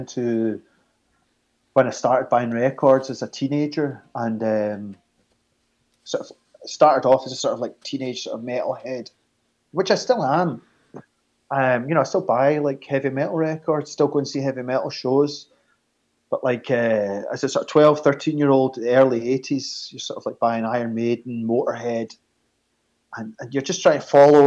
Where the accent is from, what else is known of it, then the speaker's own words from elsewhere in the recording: Glasgow, Scotland, United Kingdom; moved away as an adult; also born or lived in Edinburgh; now in Catterline, United Kingdom; Lived near from where I grew up in Glasgow.